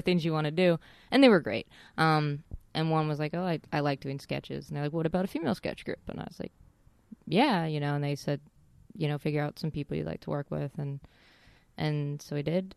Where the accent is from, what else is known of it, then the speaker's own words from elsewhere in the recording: Casper, Wyoming, United States; now in Los Angeles, United States; I grew up in, uh, Casper, Wyoming